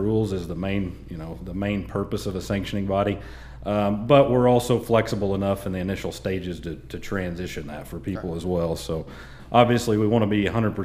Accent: Salina, Oklahoma, United States; I was born there in Saline, Oklahoma, and just kind of grew up in it.

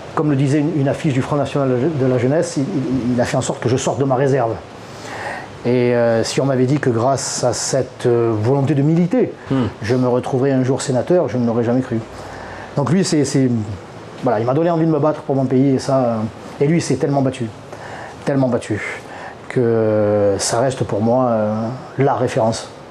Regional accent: Marseille, Provence-Alpes-Côte d'Azur, France; je suis Marseillais et c'est la bonne mère qui veille sur nous

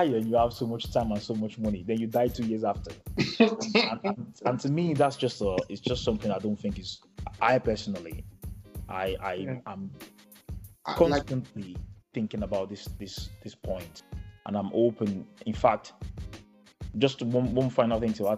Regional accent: Nigeria; us being Nigerian

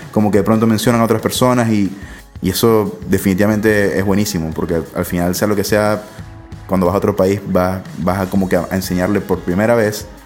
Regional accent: Venezuela; Obviamente somos de Venezuela, ustedes son de Caracas

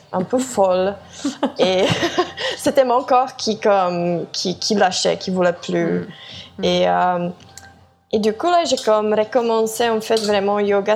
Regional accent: Czechia; moved away; also born or lived in France / Montreal, Canada; je viens de la République tchèque

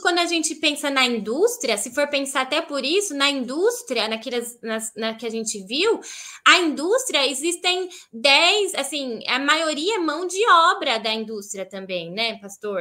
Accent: Brazil; moved away as an adult; also born or lived in Heidelberg region, Germany; now in Schwerin, Germany; Eu sou muito feliz por ser brasileira aqui na Alemanha. Eu falo, Deus, obrigada que eu nasci na, no Brasil

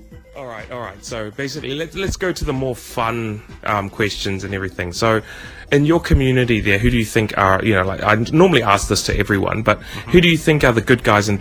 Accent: Auckland, New Zealand; I'm from Auckland.

